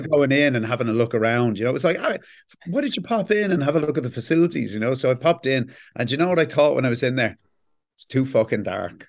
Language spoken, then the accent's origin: English; Ireland; We don't stop being Irish, embarrassed Irish people